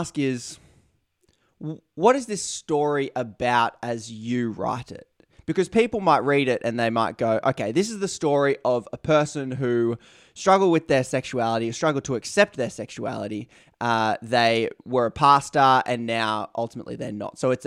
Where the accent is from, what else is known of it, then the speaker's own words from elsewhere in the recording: Newcastle, New South Wales, Australia; I grew up in Newcastle